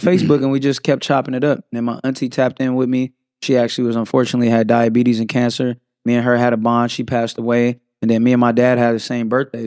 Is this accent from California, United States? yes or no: yes; San Francisco, California, United States; Born and raised in San Francisco, California.